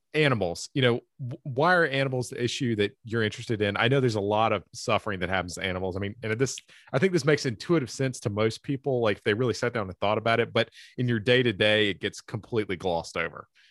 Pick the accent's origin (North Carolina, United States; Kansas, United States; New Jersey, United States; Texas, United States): North Carolina, United States; Eastern; I'm from Eastern North Carolina